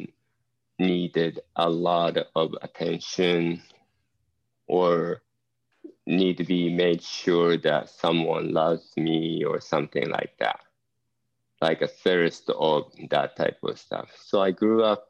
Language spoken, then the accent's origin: English; Japan; English is a second language; moved away as an adult; also born or lived in Eugene, Oregon / Southern California; growing up in Japan